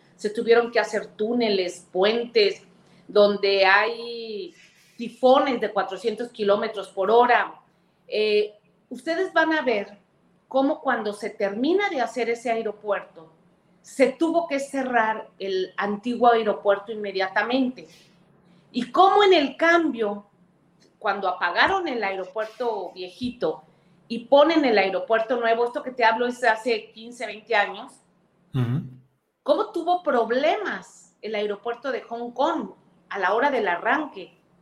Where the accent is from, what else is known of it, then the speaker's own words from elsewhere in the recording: Veracruz, Mexico; Es mi tierra, bueno, soy senadora de mi estado